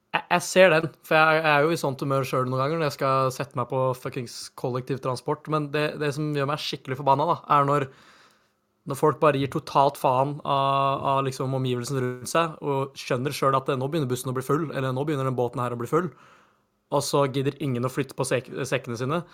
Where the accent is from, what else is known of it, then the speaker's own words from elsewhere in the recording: Norway; så norske som vi er